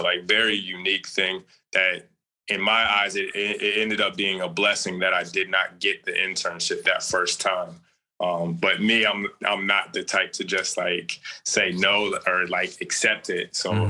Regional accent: Phoenix, Arizona, United States

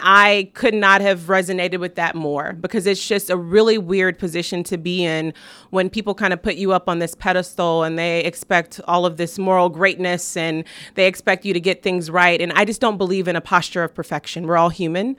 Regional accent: South Bend, Indiana, United States; I'm from South Bend, Indiana. That's where I was born and raised

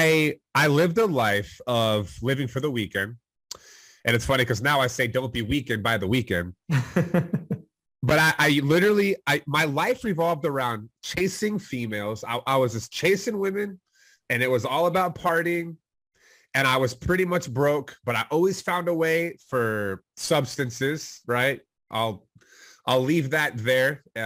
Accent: Plano, Texas, United States; I'm from the Dallas, Texas area, born and raised technically in Plano, Texas

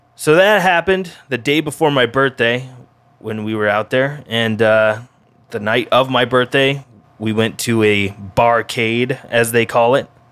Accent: Denver, Colorado, United States; now in Oahu, United States; my hometown of Denver, Colorado

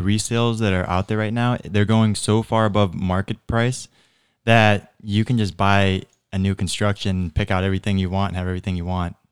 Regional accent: Naples, Florida, United States; so I grew up in North Naples

